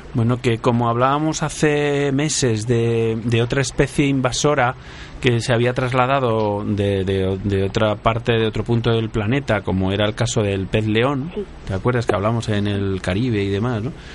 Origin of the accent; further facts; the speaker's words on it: Castilla-La Mancha, Spain; yo también soy manchego